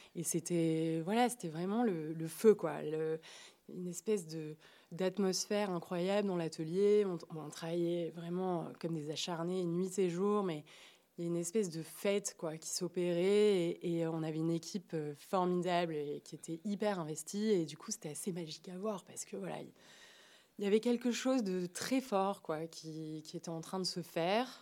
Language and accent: French; Marseille, Provence-Alpes-Côte d'Azur, France; moved away as an adult; now in Paris, France; je suis née, j'ai grandi à Marseille